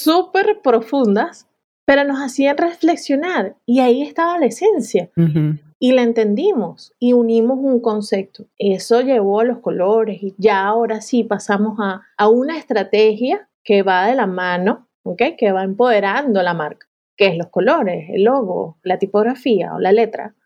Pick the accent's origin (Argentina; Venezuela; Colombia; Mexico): Venezuela; now in Málaga, Spain; yo como venezolana